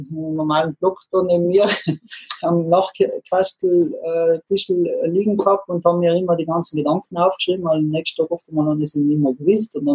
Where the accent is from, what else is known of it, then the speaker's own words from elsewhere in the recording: Trentino-Alto Adige, Italy; also born or lived in Innsbruck, Austria; Da sind wir Südtiroler als Ausländer natürlich gesehen, weil wir die, die italienische Sprache nicht als Muttersprache hatten.